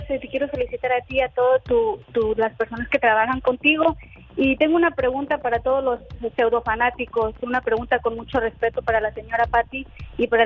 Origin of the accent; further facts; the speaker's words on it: Mexico; now in United States; bueno, yo soy mexicana, tan acostumbrado a, que con dos pesos le quieren callar la boca. Alex, yo tengo 23 años viviendo en Estados Unidos.